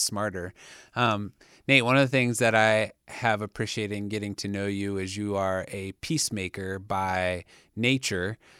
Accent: Ohio, United States; moved away; I'm from Ohio

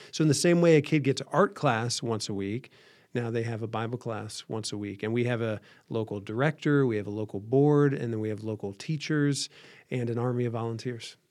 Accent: Van Wert, Ohio, United States; from a small town northwest Ohio, so not too far from here.

